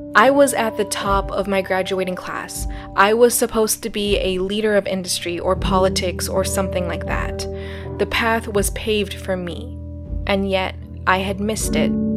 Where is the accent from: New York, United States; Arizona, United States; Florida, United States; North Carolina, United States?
Arizona, United States; born or raised there; moved away as an adult